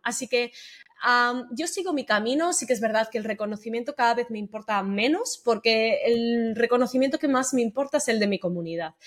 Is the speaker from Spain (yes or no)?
yes; Sabadell, Catalonia, Spain; moved away as an adult; also born or lived in Tarragona; now in Madrid, Spain; Yo soy de Sabadell, de Barcelona